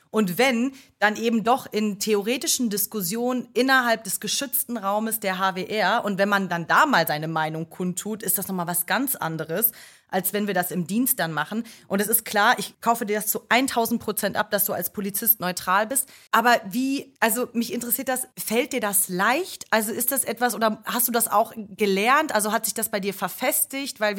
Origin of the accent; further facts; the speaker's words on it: Ruhr area, North Rhine-Westphalia, Germany; now in Berlin, Germany; bei uns im Ruhrgebiet, da wo ich herkomme